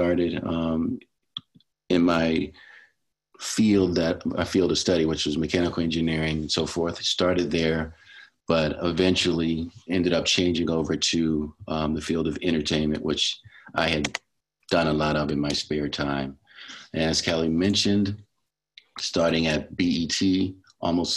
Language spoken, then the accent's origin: English; Baltimore, Maryland, United States; I am from Baltimore City, where I grew up